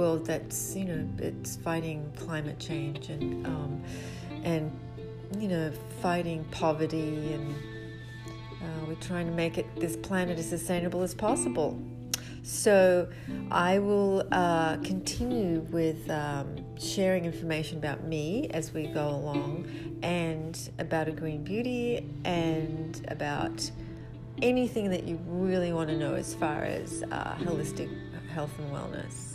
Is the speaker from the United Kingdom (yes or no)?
no; Australia; now in United States; Originally, I am Australian. I'm from Australia